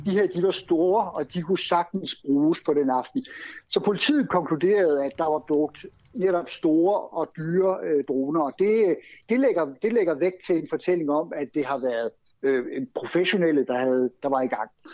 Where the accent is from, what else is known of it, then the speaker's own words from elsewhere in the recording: Denmark; now in Sweden; vi som danskere